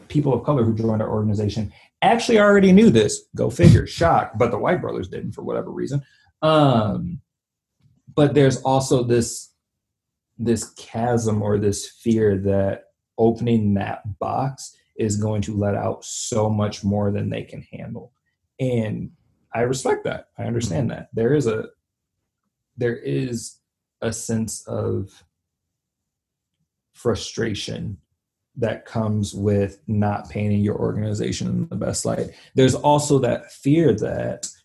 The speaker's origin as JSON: {"language": "English", "region": "the South", "country": "United States", "tie": "born or raised there", "said": "I grew up in the South"}